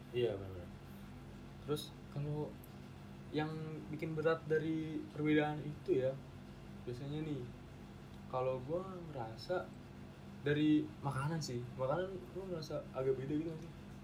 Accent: Jakarta, Indonesia; moved away as an adult; kita kan emang dari Jakarta

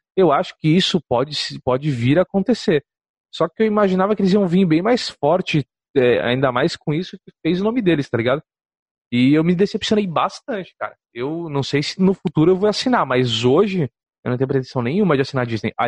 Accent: Santos, São Paulo, Brazil; Eu sou de Santos

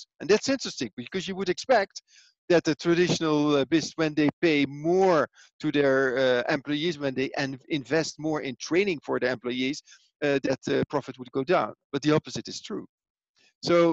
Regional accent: Netherlands; also born or lived in Italy; now in Switzerland; I am from Holland, born and raised in Holland. But currently I live in Switzerland and I work in Italy.

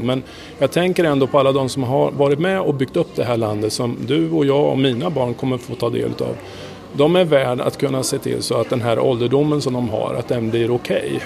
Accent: Sweden; also born or lived in United States

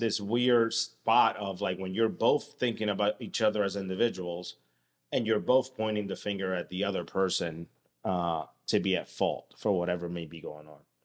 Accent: United States; I'm an American and I live here

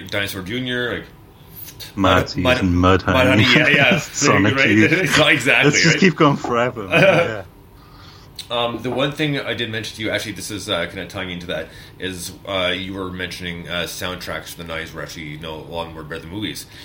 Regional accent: Montreal, Quebec, Canada; now in London, Canada; I grew up in Montreal.

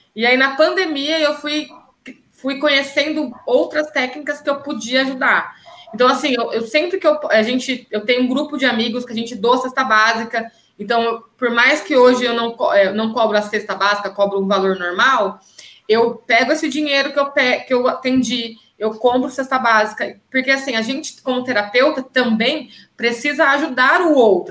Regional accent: Campinas, São Paulo, Brazil; voltei para Campinas, que é a minha cidade

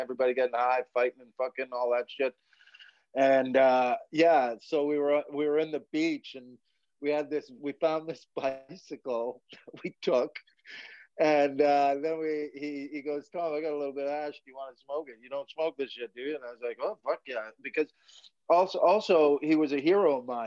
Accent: Quesnel, British Columbia, Canada; now in Scotland; The town I grew up with was called Quesnel, British Columbia

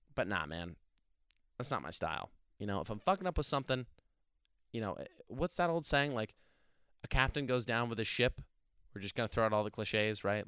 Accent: New Jersey, United States; now in Pennsylvania, United States; I'm from New Jersey originally. I love my state

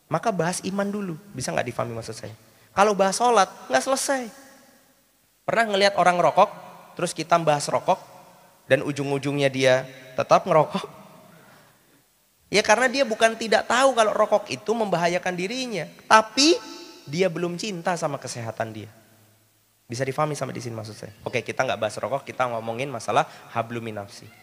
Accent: Java, Indonesia; Saya ditawarin, kan saya orang Jawa.

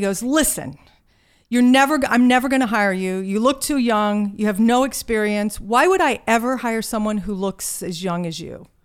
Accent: Virginia, United States; accent: Southern; moved away; I grew up in a small town in Virginia

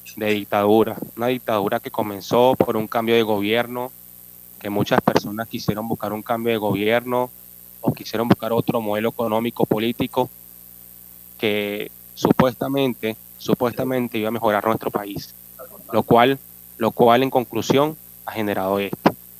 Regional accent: Caracas, Capital District, Venezuela; moved away as an adult; Soy de nacionalidad venezolana. Vengo de Caracas

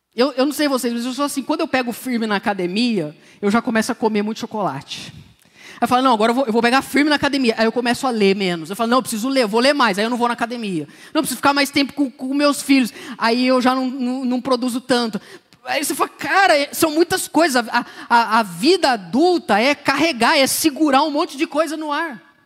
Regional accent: Brazil; eu cresci no Jardim Novo Mundo, aqui no Palmares, na região

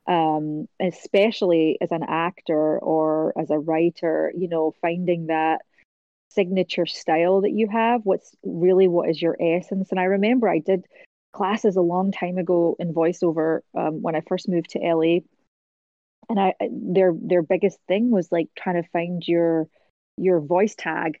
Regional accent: Scotland, United Kingdom; moved away as an adult; also born or lived in America; now in United States; as a Scottish person

